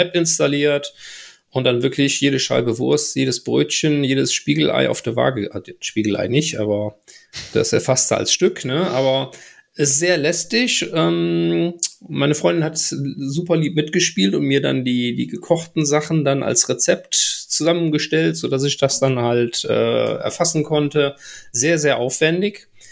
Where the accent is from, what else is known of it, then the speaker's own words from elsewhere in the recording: Bergisches Land, near Gummersbach, North Rhine-Westphalia, Germany; now in Ruhr area, Germany; ich komme gebürtig aus dem Bergischen Richtung äh, Gummersbach, die Ecke